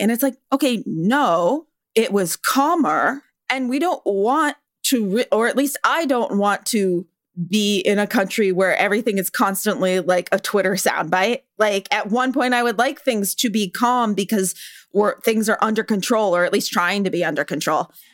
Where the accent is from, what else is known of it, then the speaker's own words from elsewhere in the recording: California, United States; I'm from California